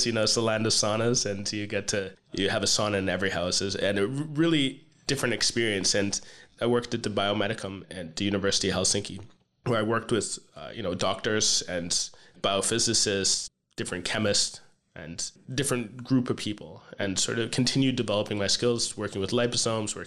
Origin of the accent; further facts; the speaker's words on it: Canada; I am Canadian